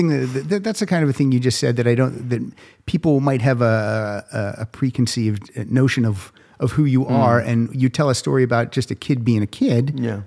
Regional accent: Pennsylvania, United States; moved away; I'm from Pennsylvania. I went to a Catholic school.

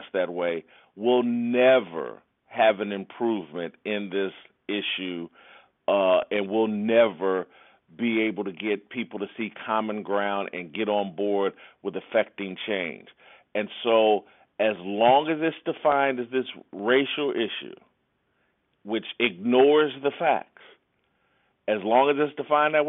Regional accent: Indianapolis, Indiana, United States; I was raised in the church, small black church in Indianapolis

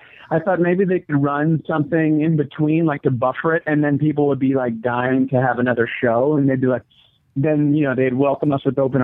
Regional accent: Southern California, United States; moved away as an adult; now in Chicago, United States; I am originally from Southern Cal. I've been here almost 8 years

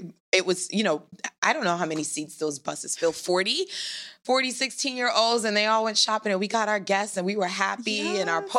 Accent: New York City, New York, United States; also born or lived in Trinidad; I was born in Trinidad. Okay. And at a very early age, we moved to Flatbush, Brooklyn. Okay. And that's where I grew up. And I live in Greenwich Village now.

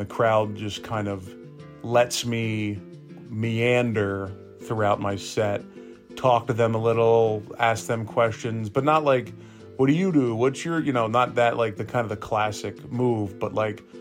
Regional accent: Lawrenceville, Georgia, United States; also born or lived in Florida; now in Atlanta, United States; That's where I grew up.

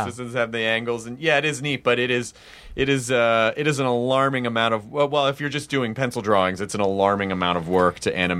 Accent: Memphis, Tennessee, United States; also born or lived in Jonesboro; Oh shit, I'm from Memphis.

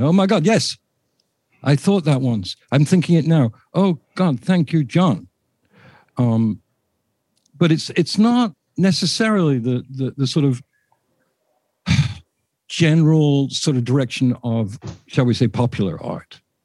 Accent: England, United Kingdom; I'm English

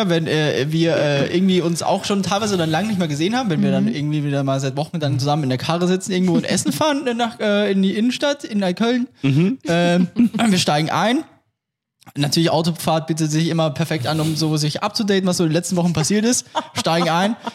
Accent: Austria; ich bin Österreicher

